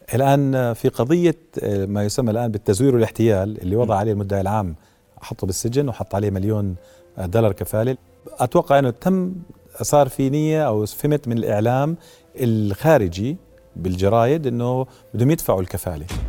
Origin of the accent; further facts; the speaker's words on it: Jordan; moved away as an adult; أنا مواطن أردني آه قضيت ما يقارب ال 16 سنة من عمري متغرب فقررت في ظل ظروف كورونا واللي بصير بالعالم اني ارجع استقر في وطني